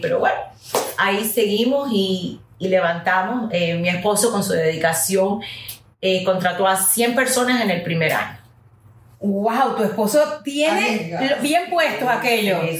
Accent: United States; first language English; Spanish is a second language; aunque hable muy bien el español, soy americana y es mi primer idioma

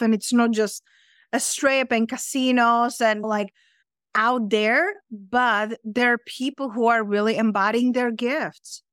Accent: Czechia; English is a second language; moved away as an adult; also born or lived in London / Spain; now in Las Vegas, United States; I'm originally from Czech Republic, from center of the Europe, but I live in London and then I live in Spain.

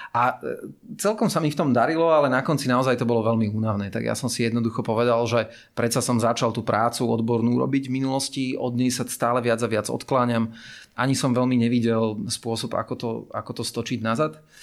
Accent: Bratislava, Bratislava Region, Slovakia; ja som uh, vyrastal teda v tej Petržalke ako, ako decko

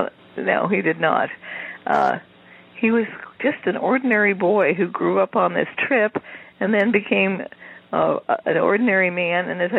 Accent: California, United States; I grew up in California, so I knew quite a bit about it

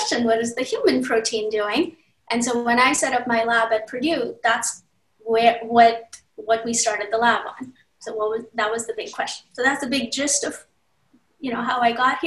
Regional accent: India; moved away as an adult; also born or lived in Maryland, United States / California, United States; now in United States; I grew up in India. I came here in the middle of college.

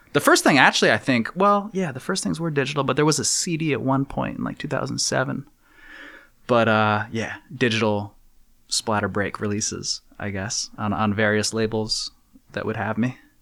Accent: New Haven, Connecticut, United States; now in New York, United States; growing up in New Haven

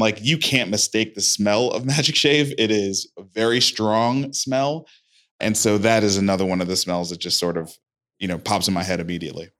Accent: New York City, New York, United States; moved away; I grew up in Brooklyn, New York, East Flatbush

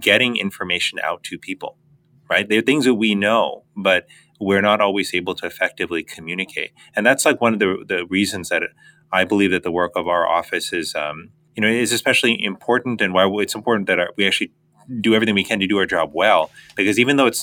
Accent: Miami, Florida, United States; They immigrated to the United States when I was three. I grew up in Miami, Florida

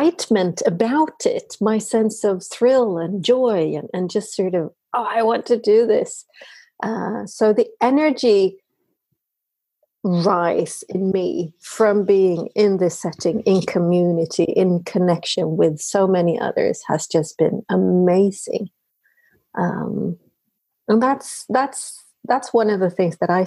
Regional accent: Sweden; I am talking from Sweden. I am Swede through and through

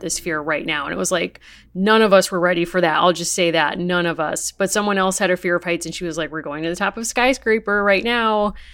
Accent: New England, United States; growing up in New England and still living here

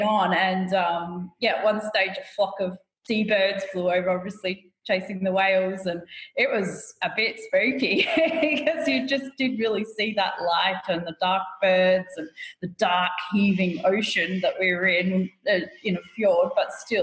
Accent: Australia; being Aussie kids that we are

